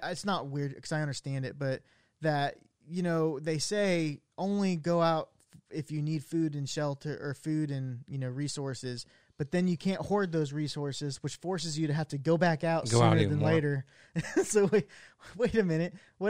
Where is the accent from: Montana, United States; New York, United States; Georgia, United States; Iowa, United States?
Iowa, United States; I can't even say that I'm from Iowa, because he had an Iowa Hawkeyes coffee cup.